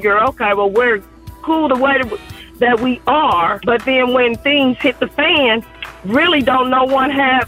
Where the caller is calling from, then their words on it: Indianapolis, Indiana, United States; I'm calling from Indianapolis, Indiana.